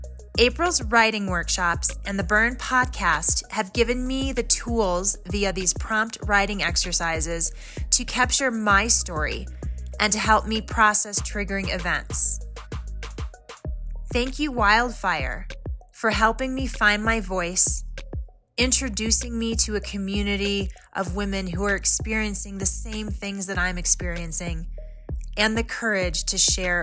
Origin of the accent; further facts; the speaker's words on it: Colorado, United States; I'm from Colorado.